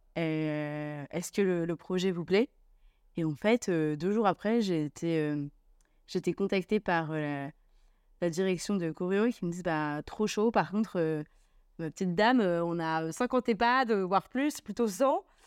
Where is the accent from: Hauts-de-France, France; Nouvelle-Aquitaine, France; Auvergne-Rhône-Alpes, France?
Hauts-de-France, France; Lille; je suis lilloise